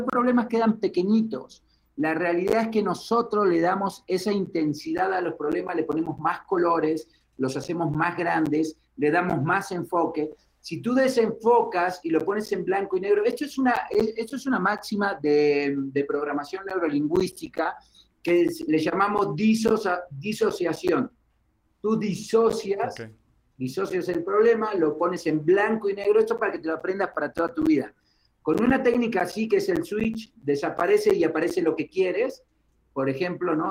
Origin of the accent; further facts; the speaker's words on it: Uruguay; moved away as an adult; also born or lived in Argentina; now in Mexico; Soy de Uruguay